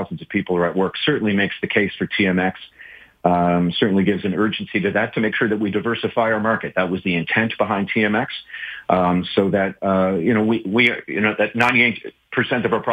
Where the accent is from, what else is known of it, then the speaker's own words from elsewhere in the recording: Newfoundland and Labrador, Canada; being a Newfoundlander